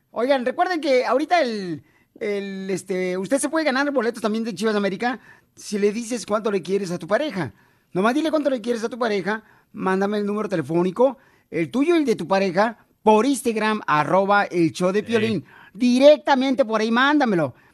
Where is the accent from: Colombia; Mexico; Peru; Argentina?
Mexico; Sahuayo, Michoacán; yo soy de Zaguayo, Michoacán, ¿eh? Pero, y allá cuando hacemos ferias, allá contratamos buena gente.